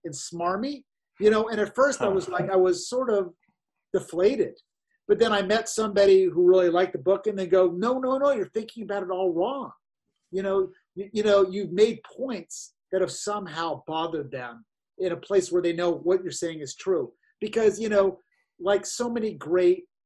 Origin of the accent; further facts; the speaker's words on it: Pasadena, California, United States; I grew up in Pasadena. I partied under that bridge as a teenager.